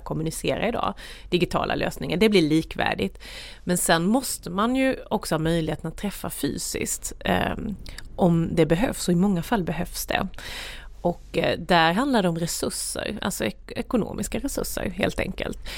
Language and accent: Swedish; Värnamo, Jönköping County, Sweden; där växte jag upp i ett myller av ta sig för saker